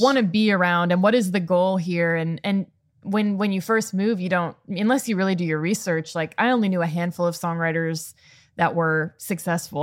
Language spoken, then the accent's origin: English; Chicago, Illinois, United States; moved away as an adult; also born or lived in Boston; I'm from born and raised in the Chicago suburbs